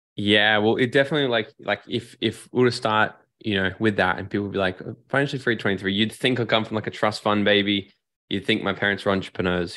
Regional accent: Gold Coast, Queensland, Australia; I moved back down to my hometown here on the Gold Coast

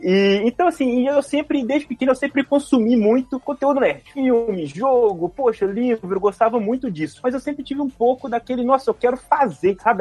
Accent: Belo Horizonte, Minas Gerais, Brazil; aqui em Belo Horizonte, sou de BH

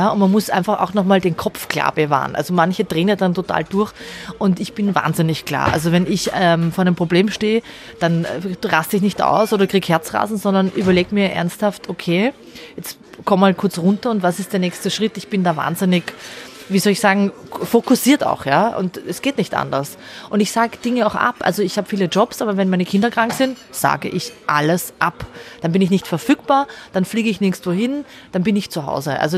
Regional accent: Austria; Also ich hatte drei Gerichtsverhandlungen in Deutschland, da sitzt du als Österreicherin und kämpfst eigentlich nur darum, dass du legal in Österreich leben darfst.

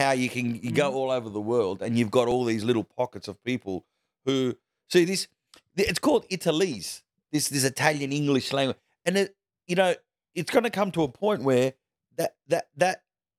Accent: Australia; first language Calabrese; English is a second language; Even if I'm from Australia.

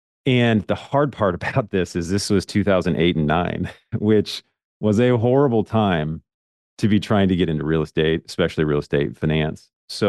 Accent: Portland, Oregon, United States; I grew up in Portland, Oregon, in a suburb of Portland, Oregon, and I grew up in a very simple family.

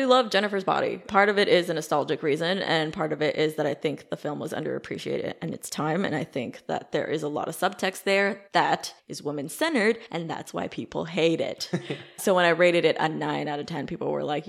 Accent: Midwest, United States; I grew up in the Midwest

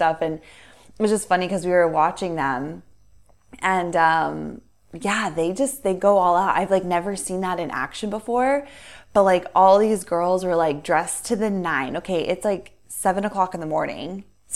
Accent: United States; us being American

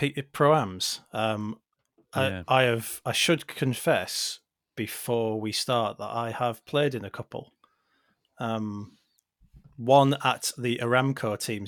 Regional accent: Billingham, North East England, United Kingdom; I was brought up in Billingham.

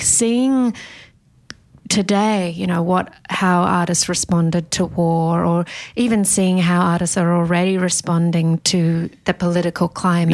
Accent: Sydney, New South Wales, Australia; growing up in Sydney

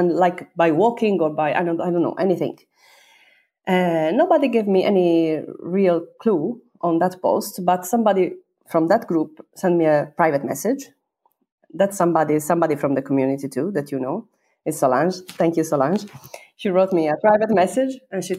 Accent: Sardinia, Italy; English is a second language; moved away as an adult; also born or lived in China; Sardinian, because I'm from Sardinia

